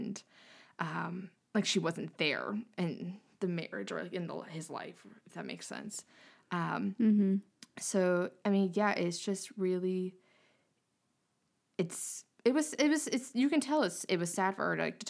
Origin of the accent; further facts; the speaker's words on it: North Carolina, United States; I'm from North Carolina